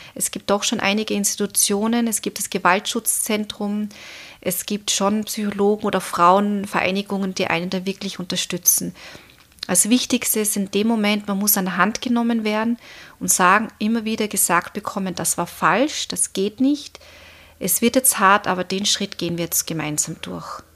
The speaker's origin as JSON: {"language": "German", "country": "Austria", "said": "bei uns in Österreich"}